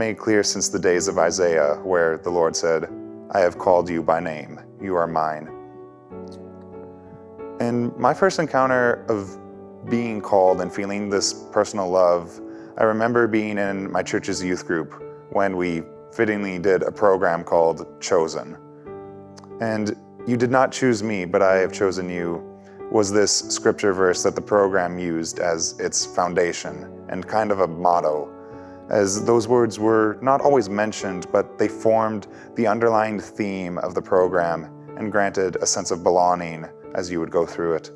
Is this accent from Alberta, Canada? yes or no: yes; Leduc County, Alberta, Canada